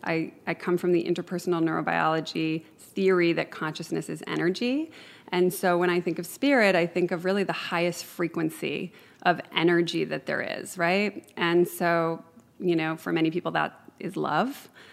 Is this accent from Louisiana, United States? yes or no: no; Chicago, Illinois, United States; now in Ojai, United States; I grew up in Chicago